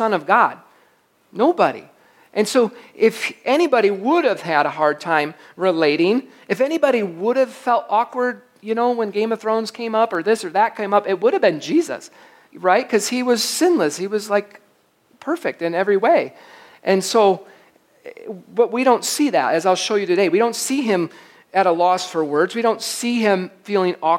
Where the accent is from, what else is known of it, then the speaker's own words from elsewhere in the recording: Michigan, United States; I'm from Michigan